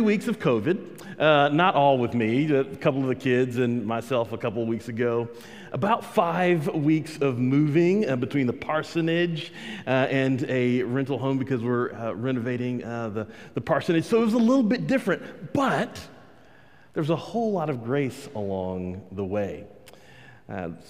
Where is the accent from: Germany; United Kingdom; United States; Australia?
United States; Texas; I'm a Texan